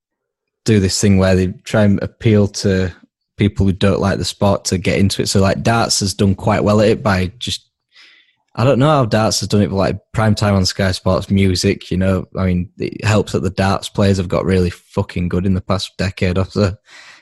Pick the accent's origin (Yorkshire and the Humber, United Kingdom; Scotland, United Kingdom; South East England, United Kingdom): Yorkshire and the Humber, United Kingdom; we're both from Yorkshire.